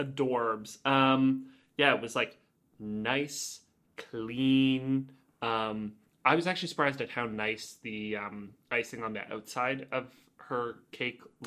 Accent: Oakville, Ontario, Canada; I grew up in Oakville and that was where headquarters was

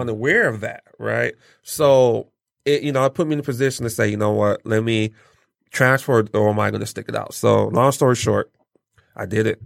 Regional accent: Pontiac, Michigan, United States; also born or lived in Nigeria / Lansing, Michigan / Detroit, Michigan; Pontiac raised me.

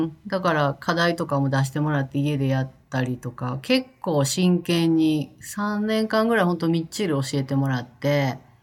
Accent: Kakogawa, Hyogo, Japan; moved away as an adult; also born or lived in Kobe; now in United States; 生まれたのは神戸なんですよ。で、うん、えー、っと、うん、その後、引っ越しして育ったのは加古川って言って本当にあのもっと田舎の方です

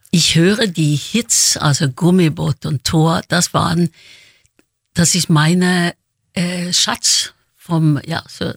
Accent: Oslo, Norway; born or raised there; moved away

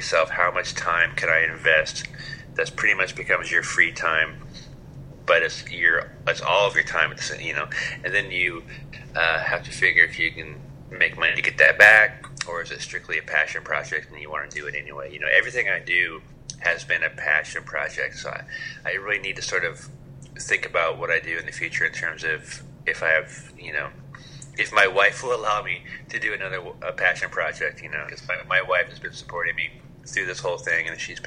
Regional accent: Bellingham, Washington, United States; now in Seattle, United States; my hometown of Bellingham, Washington

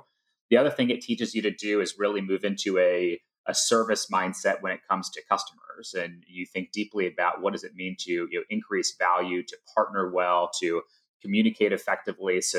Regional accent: Atlanta, Georgia, United States; Life growing up in Atlanta was great. Yeah, so John and I grew up in the suburbs right outside of Atlanta

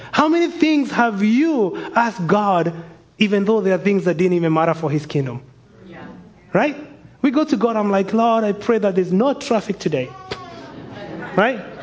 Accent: Kenya; moved away; I'm from Kenya, immigrants over here

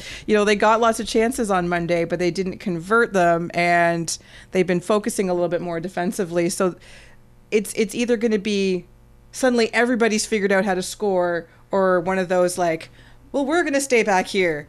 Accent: Canada; Please do this for us, like, as Canadian soccer fans, or just as soccer fans.

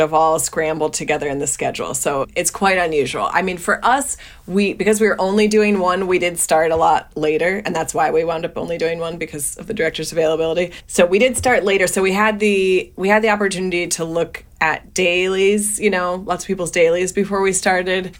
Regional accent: New Jersey, United States; born or raised there

